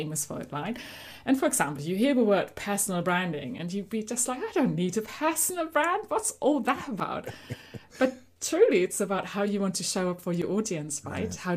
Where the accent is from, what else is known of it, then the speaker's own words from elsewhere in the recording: Germany; accent: German; moved away; So you might have guessed by my accent, I'm actually originally from Germany